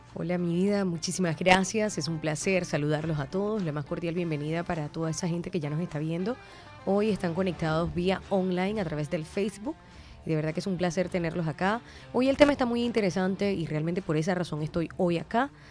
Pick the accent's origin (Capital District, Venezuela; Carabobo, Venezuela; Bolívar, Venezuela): Bolívar, Venezuela; Puerto Ordaz; moved away as an adult; now in Colombia; en mi natal Puerto Ordaz